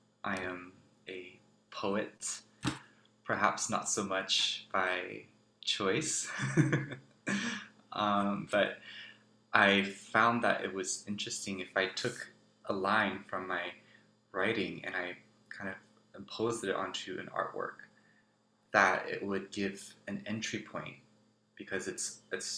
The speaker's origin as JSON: {"language": "English", "town": "Taipei", "country": "Taiwan", "tie": "born or raised there", "also_born_or_lived": "New Jersey, United States", "moved": "yes", "lives_now": "Cambridge, Massachusetts, United States", "said": "I was born on Lenape land, also known as New Jersey, and raised on Kaitogulan land, also known as Taipei."}